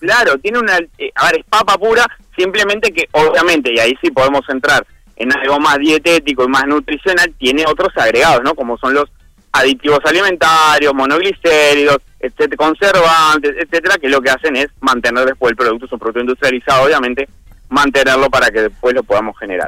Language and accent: Spanish; Flores, Uruguay; now in Montevideo, Uruguay; en el interior yo soy de Flores, hace muchísimos años que estoy acá en Montevideo.